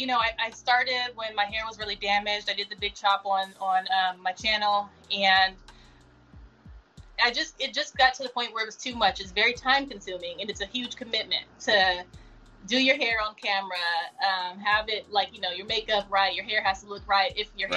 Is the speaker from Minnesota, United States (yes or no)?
no; Las Vegas, Nevada, United States; also born or lived in Los Angeles, United States; Of course, I was raised in Vegas. I went to school there. I graduated there.